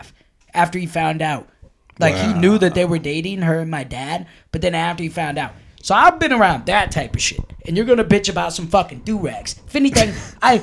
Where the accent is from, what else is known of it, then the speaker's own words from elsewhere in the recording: Oskaloosa, Iowa, United States; I grew up in Oskaloosa